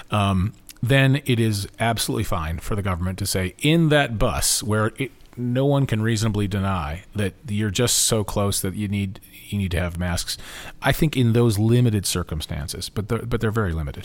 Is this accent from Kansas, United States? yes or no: yes; Topeka, Kansas, United States; I grew up in Topeka